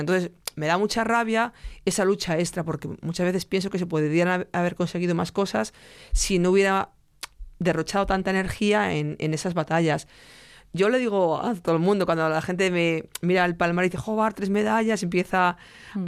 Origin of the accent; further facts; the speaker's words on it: Salamanca, Castile and León, Spain; desde Salamanca